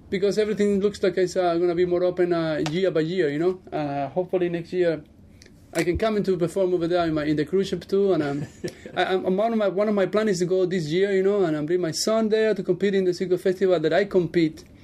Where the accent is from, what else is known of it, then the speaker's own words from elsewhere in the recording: Cuba; moved away as an adult; now in Las Vegas, United States; Born and raised in Cuba.